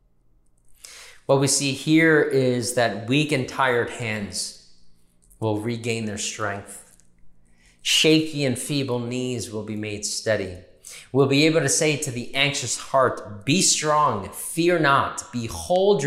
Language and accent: English; New York, United States; we're New Yorkers